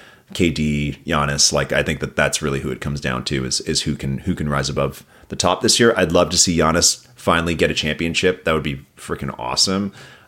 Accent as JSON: {"language": "English", "town": "Toronto", "region": "Ontario", "country": "Canada", "tie": "born or raised there", "said": "I grew up downtown Toronto, so I'm a Raptors fan"}